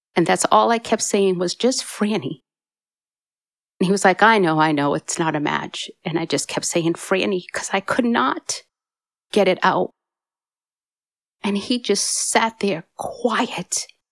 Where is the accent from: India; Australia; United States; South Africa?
United States; Massachusetts; moved away; I'm originally from Massachusetts